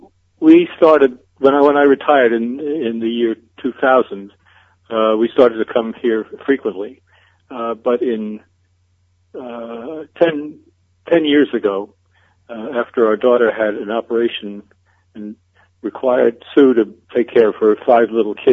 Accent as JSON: {"language": "English", "town": "New York City", "region": "New York", "country": "United States", "tie": "born or raised there", "moved": "as an adult", "lives_now": "Beit Shemesh, Israel"}